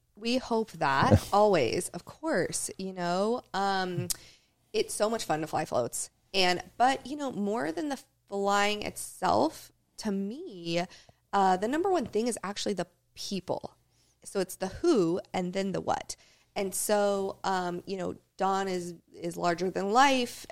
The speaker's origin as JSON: {"language": "English", "town": "Talkeetna", "region": "Alaska", "country": "United States", "tie": "born or raised there", "said": "I grew up flying with him in Talkeetna, is where I was born."}